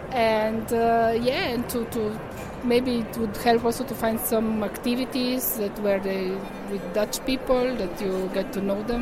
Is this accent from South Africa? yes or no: no; Slovenia; now in Netherlands; I'm from Slovenia.